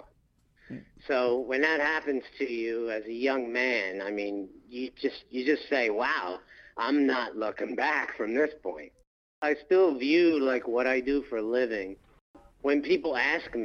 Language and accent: English; Philadelphia, Pennsylvania, United States; I grew up in Philadelphia